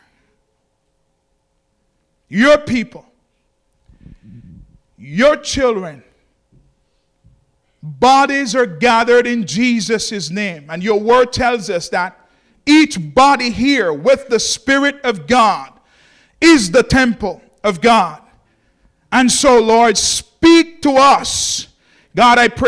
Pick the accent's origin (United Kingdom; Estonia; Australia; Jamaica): Jamaica; moved away; I'm from Jamaica.